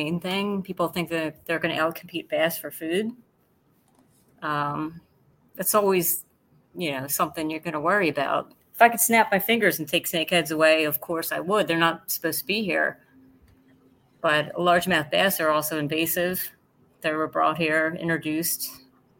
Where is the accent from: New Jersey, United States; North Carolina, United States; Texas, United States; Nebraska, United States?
New Jersey, United States; Yes, I am from Jersey. I'm Jersey girl